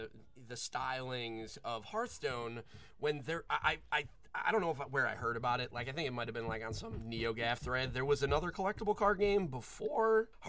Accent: New England, United States; I'm from New England.

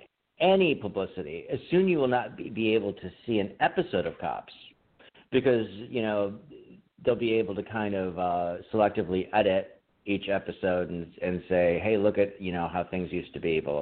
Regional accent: United States; as an American

